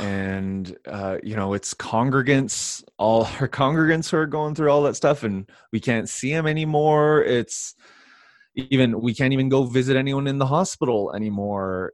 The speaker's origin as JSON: {"language": "English", "country": "Canada", "said": "I'm Canadian"}